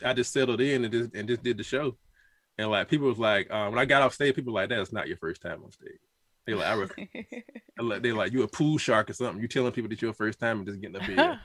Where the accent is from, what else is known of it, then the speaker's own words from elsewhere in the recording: South Carolina, United States; you were from South Carolina